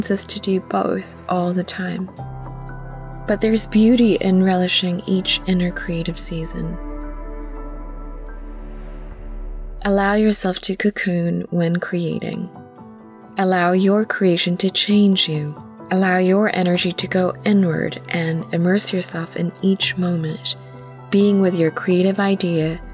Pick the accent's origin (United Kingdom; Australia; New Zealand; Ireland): New Zealand; also born or lived in Philippines; As a Filipino Kiwi